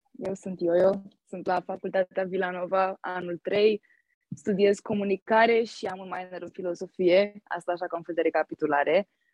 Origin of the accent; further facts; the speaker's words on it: Bucharest, Romania; moved away as an adult; now in United States; eu în București locuiesc în sectorul 1